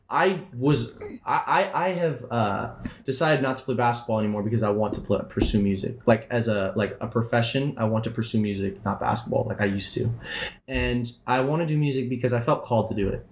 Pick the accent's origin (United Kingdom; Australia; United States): United States; Florida; now in Washington, United States; I grew up in Florida. Um, I moved to I moved to Washington five years ago